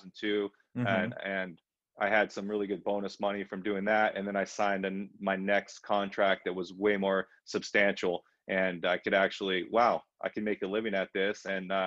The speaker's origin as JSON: {"language": "English", "region": "Southern California", "country": "United States", "tie": "born or raised there", "said": "growing up in Southern California."}